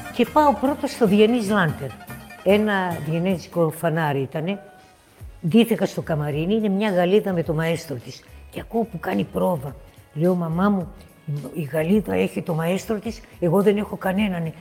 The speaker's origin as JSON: {"language": "Greek", "town": "Thessaloniki", "region": "Central Macedonia", "country": "Greece", "tie": "born or raised there", "also_born_or_lived": "United States", "moved": "as an adult", "said": "Ξεκίνησα από τη Θεσσαλονίκη μου, την πατρίδα μου. Παιδάκι, πολύ μικρό"}